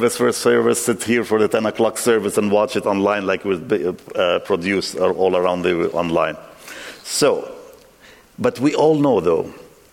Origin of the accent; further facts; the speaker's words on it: Lebanon; moved away; I grew up in Lebanon, civil wars ravaged us